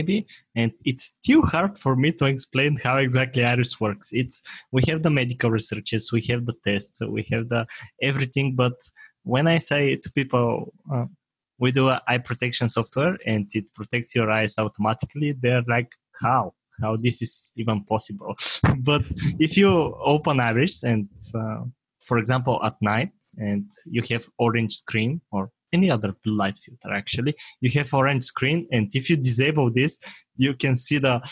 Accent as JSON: {"language": "English", "country": "Bulgaria", "second_language": "English", "said": "it's a small country in Europe"}